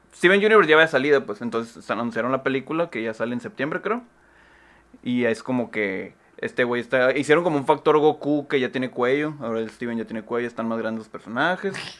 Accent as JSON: {"language": "Spanish", "town": "San Luis Río Colorado", "region": "Sonora", "country": "Mexico", "tie": "born or raised there", "moved": "yes", "said": "en San Luis, ahí en mi tierra"}